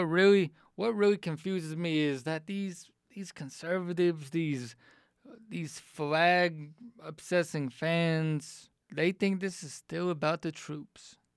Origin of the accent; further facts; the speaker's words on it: Atlanta, Georgia, United States; moved away as an adult; also born or lived in Charlottesville, Virginia; Atlanta's my hometown